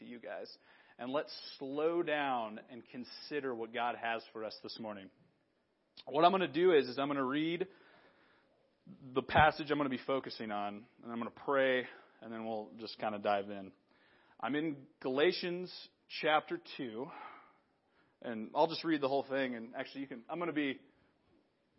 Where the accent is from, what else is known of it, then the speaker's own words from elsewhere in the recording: Big Sandy, Montana, United States; moved away as an adult; also born or lived in Chicago; I was back in Big Sandy. I was raised here, right? And I lived here. I've lived here most of my life.